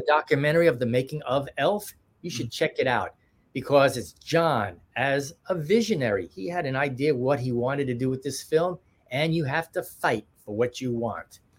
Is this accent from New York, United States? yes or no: yes; New York, United States; we're from New York too